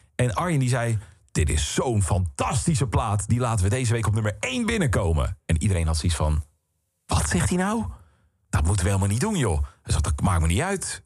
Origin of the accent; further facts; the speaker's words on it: Boskoop, South Holland, Netherlands; moved away as an adult; also born or lived in Alphen aan de Rijn / Utrecht; ik kom uit Boskoop. Uh, supermooi dorp, leuk dorp, maar natuurlijk wel gewoon echt een klein dorpje. En ik had dan op school gezeten in Alphen aan de Rijn jarenlang